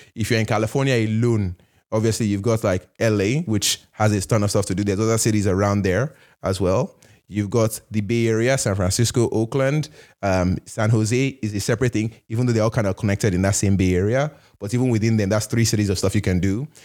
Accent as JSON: {"language": "English", "country": "Nigeria", "also_born_or_lived": "Canada", "moved": "yes", "lives_now": "United States", "said": "I'm Nigerian, I'm Canadian"}